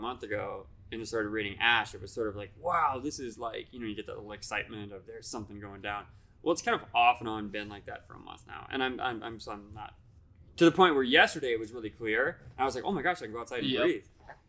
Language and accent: English; Iowa, United States; now in Fort Collins, United States; Now, I'm from a town in Iowa.